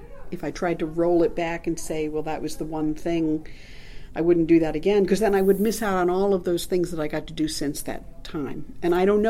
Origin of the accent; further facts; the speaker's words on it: Long Island, New York, United States; moved away as an adult; also born or lived in Massachusetts / New Hampshire / Northern California / Georgia; I grew up on Long Island in New York.